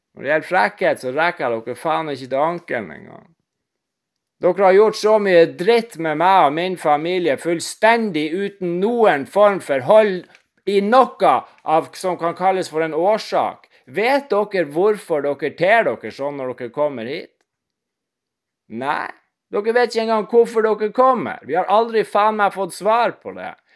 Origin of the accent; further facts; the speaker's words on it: Northern Norway, Norway; jeg er nordlending